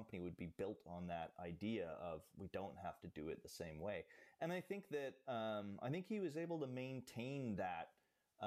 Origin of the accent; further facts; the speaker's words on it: Alaska, United States; as a kid growing up in Alaska